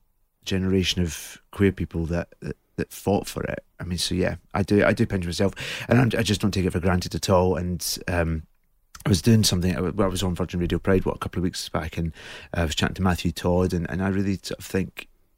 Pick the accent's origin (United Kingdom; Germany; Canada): United Kingdom; Scotland; I think, I don't know whether it was different being in Scotland or not.